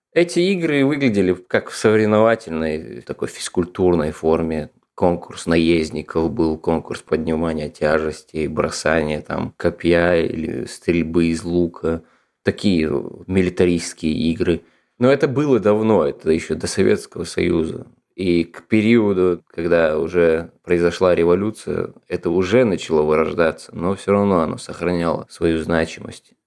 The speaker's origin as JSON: {"language": "Russian", "region": "Ingushetia", "country": "Russia", "tie": "born or raised there", "moved": "as an adult", "lives_now": "Moscow, Russia", "said": "я родом из Республики Ингушетия"}